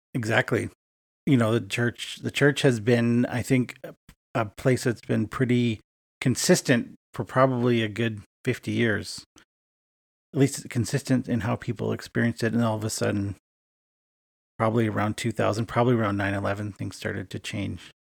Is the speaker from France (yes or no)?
no; Edmonton, Alberta, Canada; moved away as an adult; now in Winnipeg, Canada; my hometown of Edmonton, Alberta, Canada